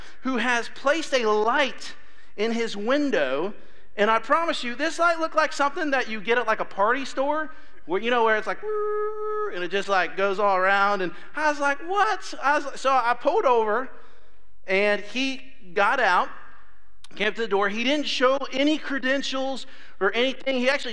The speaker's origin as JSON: {"language": "English", "region": "Ohio", "country": "United States", "moved": "yes", "said": "I'm from Ohio"}